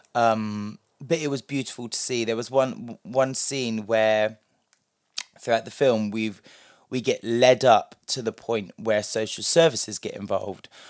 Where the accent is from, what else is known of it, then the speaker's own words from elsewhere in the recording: London, United Kingdom; a black British person who grew up, me personally, partially in London